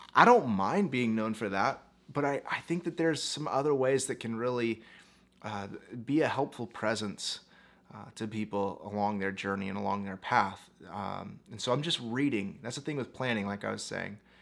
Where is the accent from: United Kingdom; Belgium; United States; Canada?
United States; I was born in the United States as a pastor's kid and grew up and became a minister